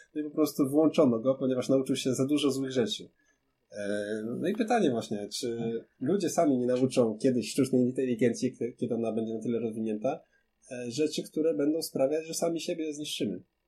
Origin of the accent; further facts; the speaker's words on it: Kraków, Lesser Poland, Poland; ja jestem z Krakowa